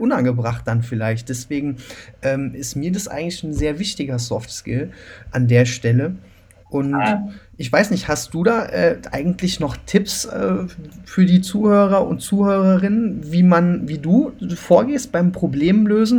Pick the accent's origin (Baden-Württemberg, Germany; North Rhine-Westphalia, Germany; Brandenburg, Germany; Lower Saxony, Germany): North Rhine-Westphalia, Germany; Cologne; ich komme ja aus Köln